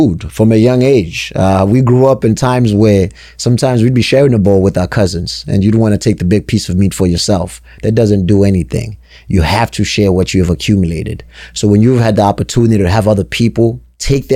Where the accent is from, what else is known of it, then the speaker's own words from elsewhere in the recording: South Africa; also born or lived in New Hampshire, United States; now in Connecticut, United States; born and raised in South Africa, then grew up in New Hampshire, now sitting in Connecticut